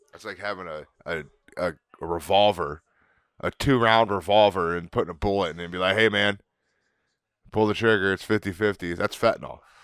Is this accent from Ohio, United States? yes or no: yes; Canton, Ohio, United States; What are we from, Canton? Are we Cantonians?